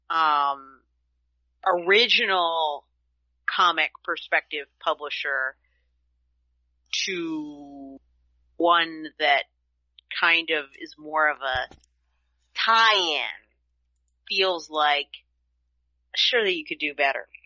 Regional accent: United States

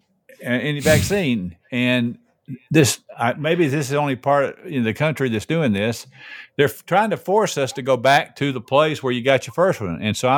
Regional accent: the South, United States; I'm from the South, though. I'm from the South.

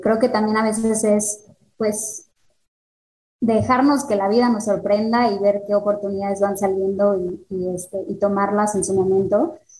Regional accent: Mexico City, Mexico; moved away as an adult; now in Querétaro, Mexico; Yo soy de la Ciudad de México, pero me vengo a vivir a Querétaro por el trabajo de mi esposo

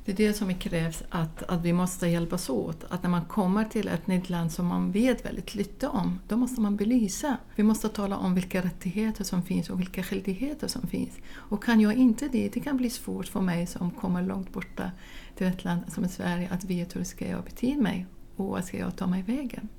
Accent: Baghdad, Baghdad Governorate, Iraq; Swedish is a second language; moved away as an adult; now in Sweden; Jag kommer själv från Bagdad, från en stor stad med sex miljoner invånare

